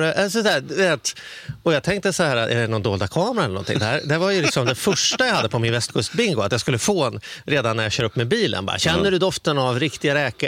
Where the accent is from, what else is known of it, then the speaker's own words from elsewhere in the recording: Stockholm, Stockholm County, Sweden; jag kommer från Stockholm